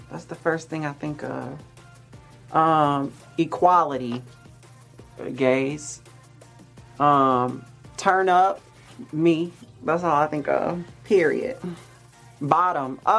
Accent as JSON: {"language": "English", "town": "Baton Rouge", "region": "Louisiana", "country": "United States", "tie": "born or raised there", "also_born_or_lived": "Mississippi", "moved": "as an adult", "lives_now": "Los Angeles, United States", "said": "So I'm from Louisiana. I lived in Mississippi for high school, and I ended up moving back to Louisiana, and then I moved here."}